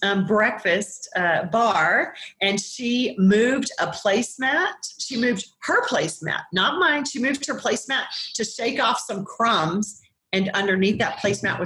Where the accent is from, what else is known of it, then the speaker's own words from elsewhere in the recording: Colorado, United States; I'm from Colorado